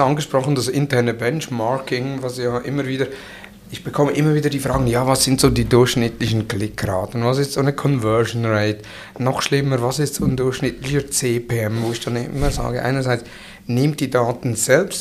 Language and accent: German; Switzerland